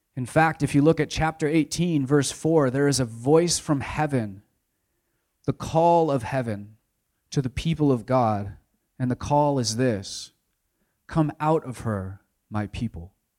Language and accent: English; United States; as an American consumer